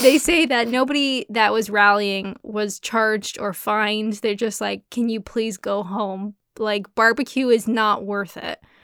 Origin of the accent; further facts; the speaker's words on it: Canada; now in Kent, United Kingdom; I'm Canadian